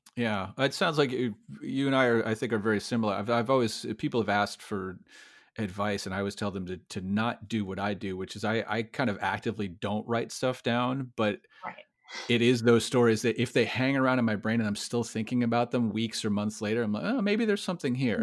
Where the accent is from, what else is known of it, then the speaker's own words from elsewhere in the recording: Iowa, United States; moved away; also born or lived in Connecticut; I was born in Iowa myself